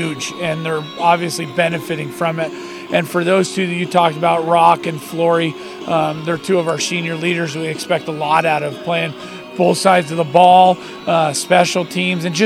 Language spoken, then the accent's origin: English; Douglas, United States; I grew up in Douglas, graduated in 99.